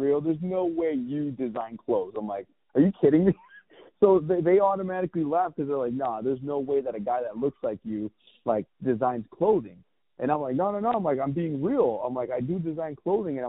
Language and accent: English; Santa Ana, California, United States; also born or lived in Tustin, California / Orange County, California; I grew up right there on Fruit Street, right there in the mean streets of Santa Ana